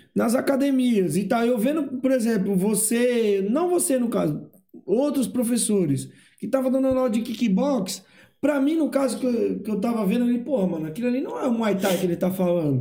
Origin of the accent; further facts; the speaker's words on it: Ceará, Brazil; moved away; eu sou do Ceará